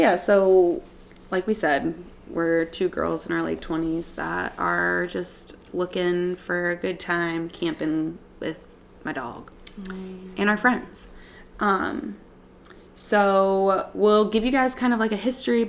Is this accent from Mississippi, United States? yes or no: yes; the Gulf Coast, Mississippi, United States; moved away as an adult; now in Grand Rapids, United States; I'm originally from Mississippi, the Gulf Coast.